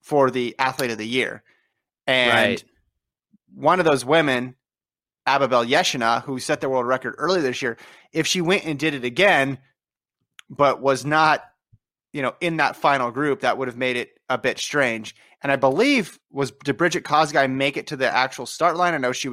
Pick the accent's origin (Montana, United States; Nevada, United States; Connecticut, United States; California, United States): Nevada, United States; Las Vegas; moved away as an adult; now in Los Angeles, United States; I've spent the most time of my life in LA, but that was after college. So, does that count? And then I grew up in Las Vegas, but I haven't been there for years